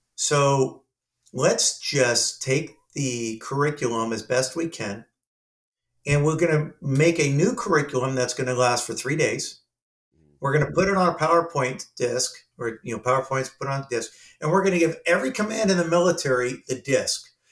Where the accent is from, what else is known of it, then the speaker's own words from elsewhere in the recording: Southern California, United States; I'm from Southern California